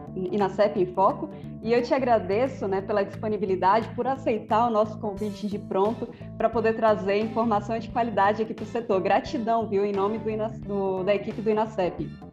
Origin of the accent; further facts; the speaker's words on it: Minas Gerais, Brazil; lá na minha terra, Minas Gerais